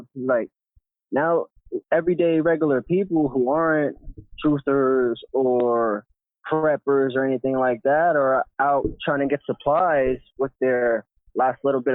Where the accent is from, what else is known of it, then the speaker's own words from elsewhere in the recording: New York, United States; my home state of New York